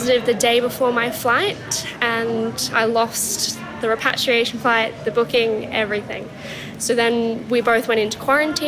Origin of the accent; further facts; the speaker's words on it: Dalveen, Queensland, Australia; also born or lived in Brisbane / London; We're from Dalveen, which is not that far out of Stanthorpe